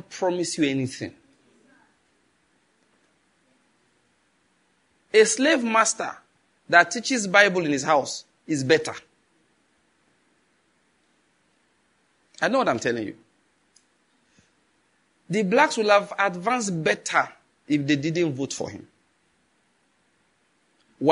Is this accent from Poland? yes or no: no; Nigeria; as a Nigerian